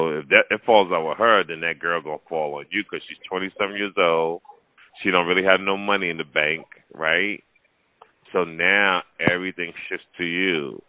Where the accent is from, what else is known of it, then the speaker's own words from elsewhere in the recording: New Jersey, United States; now in Las Vegas, United States; I'm from New Jersey.